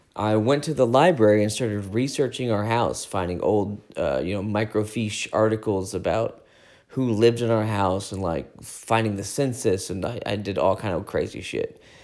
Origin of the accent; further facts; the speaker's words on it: United States; we're American